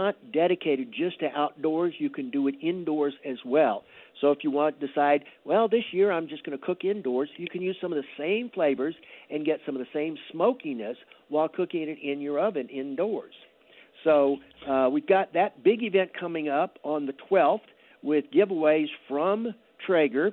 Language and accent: English; South Louisiana, United States; I grew up in South Louisiana